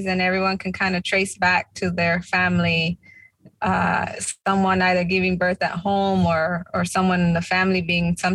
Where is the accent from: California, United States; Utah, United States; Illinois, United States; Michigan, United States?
California, United States; Tulare; moved away as an adult; also born or lived in New Jersey / New York; now in East Coast, United States; They gave birth to me in California, small town, Tulare. Our families, their families come from Jalisco and Zacatecas, Mexico. And yeah, I was born and raised out there in Cali, but I've been on the East Coast for the past 16 years.